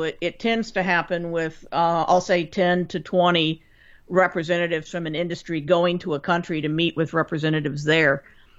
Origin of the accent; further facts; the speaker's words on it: Kansas, United States; moved away as an adult; now in Cleveland, United States; Growing up in Kansas